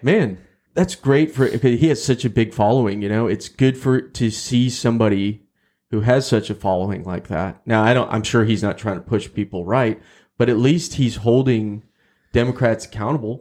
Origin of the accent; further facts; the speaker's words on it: Texas, United States; as a Texan